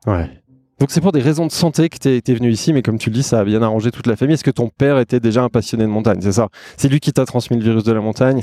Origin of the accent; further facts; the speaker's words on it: Savoy, Auvergne-Rhône-Alpes, France; je suis savoyard